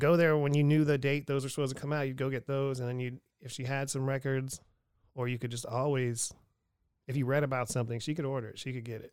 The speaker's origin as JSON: {"language": "English", "town": "Erie", "region": "Pennsylvania", "country": "United States", "tie": "born or raised there", "said": "I'm from, I grew up on twenty-sixth and Wallace."}